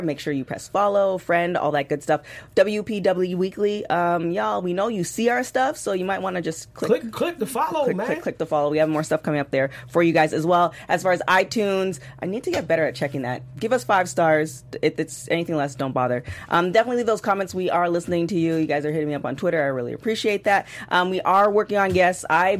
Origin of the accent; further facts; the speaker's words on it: Canada; It really tickled me, and it you know, it was just, because, you know, being Canadian.